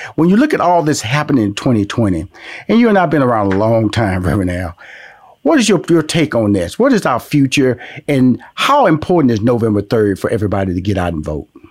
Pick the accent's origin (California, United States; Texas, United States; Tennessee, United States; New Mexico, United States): Texas, United States; Houston; I'm born and raised in Houston, Texas